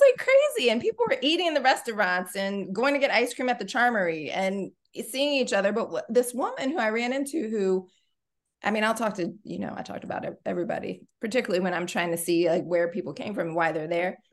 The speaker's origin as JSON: {"language": "English", "town": "Columbia", "region": "Maryland", "country": "United States", "tie": "born or raised there", "said": "Columbia is my hometown"}